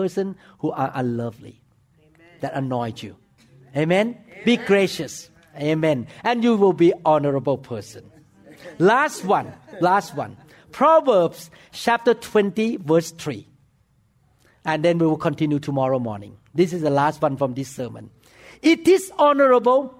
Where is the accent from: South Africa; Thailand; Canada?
Thailand; English is a second language; moved away as an adult; now in United States; I'm from foreign land. The first day I walk into the operating room, people look at me and shook their head. Because not only my accent was bad, number two, you know what? I walk into the operating room with bare feet and with the shoe cover on my feet. Because in Thailand, when we walk into the operating room, we wear the slipper.